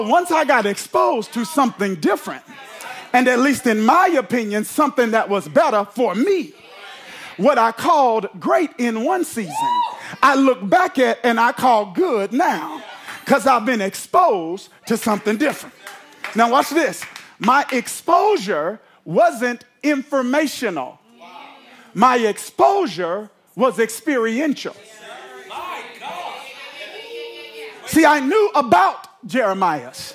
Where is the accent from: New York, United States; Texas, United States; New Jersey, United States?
New Jersey, United States; now in Orlando, United States; I'm from Jersey, so we got Rita's